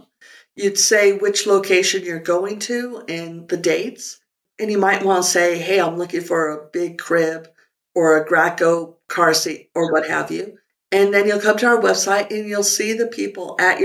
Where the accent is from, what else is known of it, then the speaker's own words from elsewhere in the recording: Santa Fe, New Mexico, United States; moved away as an adult; also born or lived in Alameda, California / San Francisco, California; Santa Fe is a small town with a big town attitude. So it was really kind of great to grow up in such a beautiful place